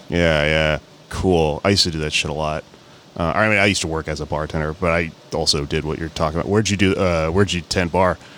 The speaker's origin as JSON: {"language": "English", "town": "Houston", "region": "Texas", "country": "United States", "tie": "born or raised there", "said": "growing up in Houston"}